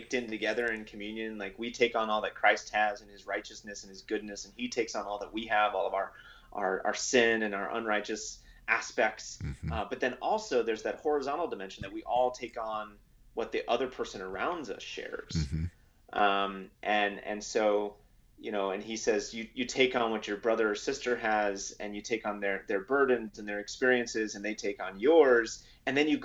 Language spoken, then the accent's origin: English; Los Angeles, California, United States; I grew up in Los Angeles, which I thought was normal when I was growing up there.